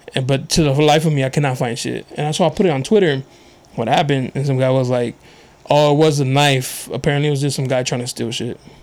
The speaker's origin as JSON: {"language": "English", "town": "National City", "region": "California", "country": "United States", "tie": "born or raised there", "said": "I grew up in National City, but I went to schools out here."}